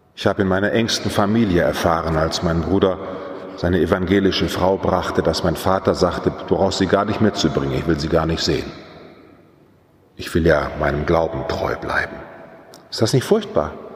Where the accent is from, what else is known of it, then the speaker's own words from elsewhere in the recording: Germany; Wir haben als Deutsche